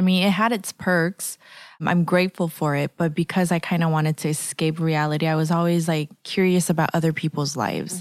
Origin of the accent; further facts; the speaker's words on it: Los Angeles, California, United States; moved away as an adult; also born or lived in San Francisco; I was born and raised in Los Angeles, and I moved around a lot. I grew up in downtown L